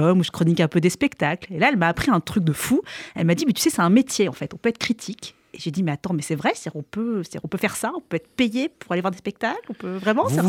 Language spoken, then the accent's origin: French; Avignon, Provence-Alpes-Côte d'Azur, France; Je suis née à Avignon